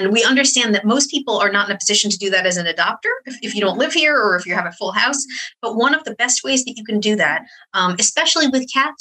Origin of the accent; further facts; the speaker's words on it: upstate New York, United States; I grew up in upstate New York